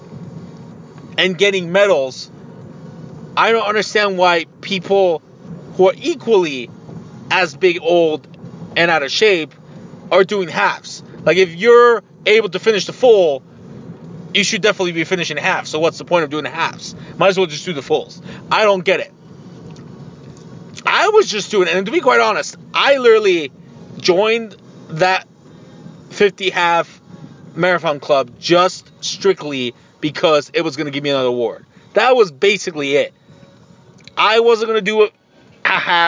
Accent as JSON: {"language": "English", "town": "Tijuana", "region": "Baja California", "country": "Mexico", "tie": "born or raised there", "moved": "yes", "said": "I am indeed 110% Mexican. I was born in Tijuana, Mexico."}